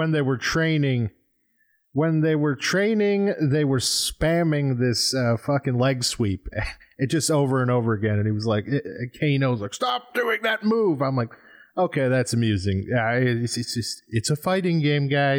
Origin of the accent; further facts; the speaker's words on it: United States; as an American